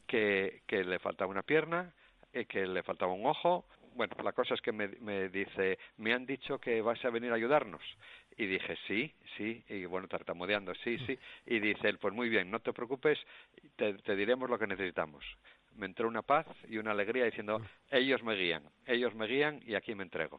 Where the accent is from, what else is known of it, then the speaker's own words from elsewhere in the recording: Asturias, Spain; moved away as an adult; now in Cambodia; yo nací en Asturias y mis raíces asturianas las llevo a Camboya también